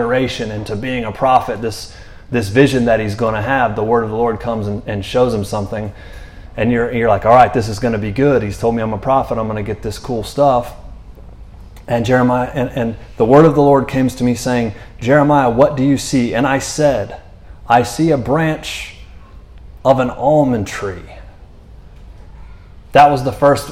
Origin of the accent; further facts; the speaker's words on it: Orlando, Florida, United States; moved away; also born or lived in North Carolina / Texas; I'm from Florida